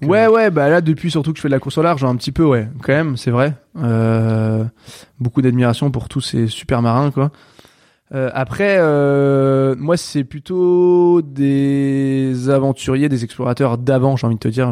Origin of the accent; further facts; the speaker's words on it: Brittany, France; chez moi en Bretagne